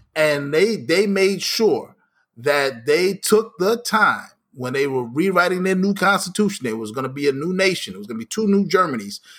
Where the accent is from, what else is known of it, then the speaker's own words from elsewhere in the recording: United States; my upbringing here in this country